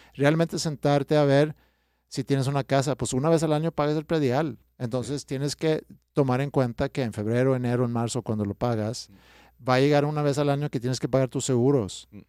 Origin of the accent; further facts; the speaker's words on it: Stockholm, Stockholm County, Sweden; Spanish is a second language; moved away as an adult; also born or lived in Staufen, Germany; now in Mexico; yo crecí en Estocolmo